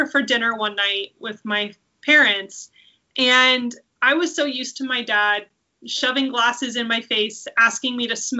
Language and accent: English; Forestville, California, United States; also born or lived in Fresno, California / Argentina; growing up in Forestville